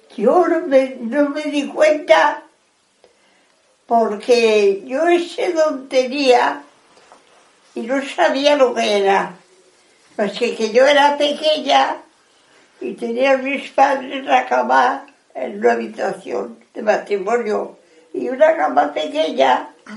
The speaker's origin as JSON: {"language": "Spanish", "town": "Madrid", "region": "Community of Madrid", "country": "Spain", "tie": "born or raised there", "said": "Nos vinimos de Madrid a vivir aquí, que es donde me crió."}